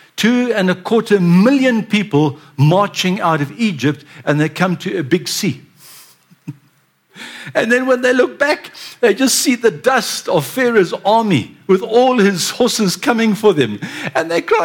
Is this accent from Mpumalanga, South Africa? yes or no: no; Durban, KwaZulu-Natal, South Africa; I was born in Durban, and I'm a banana boy